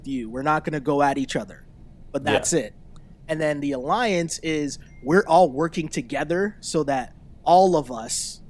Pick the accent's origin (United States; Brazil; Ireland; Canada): Canada; Toronto, Ontario; we're both from Toronto